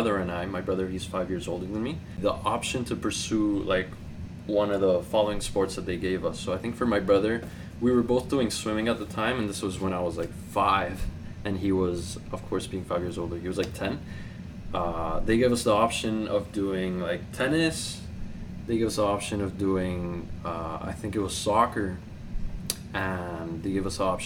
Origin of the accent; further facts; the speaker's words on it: Toronto, Ontario, Canada; also born or lived in Bogota, Colombia; I've been living in Toronto since 2007, but I'm originally from Bogota, Colombia. So I was born and raised there. I came here when I was about 9 years old